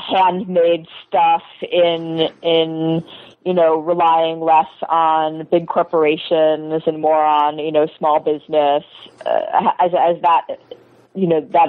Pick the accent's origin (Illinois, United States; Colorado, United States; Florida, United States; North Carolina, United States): North Carolina, United States; Chapel Hill; I'm from North Carolina. I'm from Chapel Hill, a college town, and you know, this stuff is very big there.